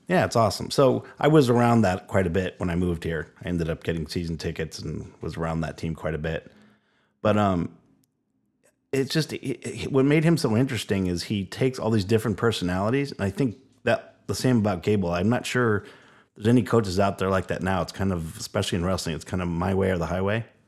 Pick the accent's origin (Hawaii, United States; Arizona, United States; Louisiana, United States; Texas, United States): Hawaii, United States; This kid from Hawaii